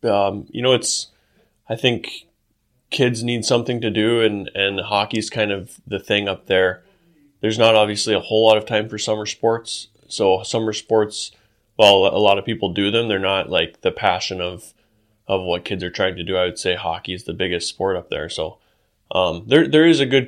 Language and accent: English; Alaska, United States; also born or lived in Ohio; I was born in Alaska, and then when I was one, we actually moved to Ohio. So I lived from when I was one until seven, and then when I was 7 years old, we moved back up to Alaska